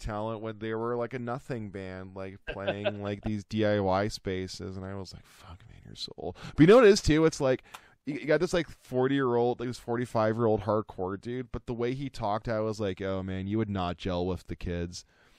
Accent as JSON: {"language": "English", "town": "St. Catharines", "region": "Ontario", "country": "Canada", "tie": "born or raised there", "said": "I went to go born and raised in St. Catharines"}